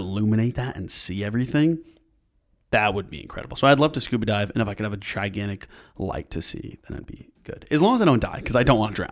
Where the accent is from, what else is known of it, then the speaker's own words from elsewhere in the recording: Granville, New York, United States; originally I'm from downstate area, but when I was, like, five or six, moved up here to Granville, and I went to school there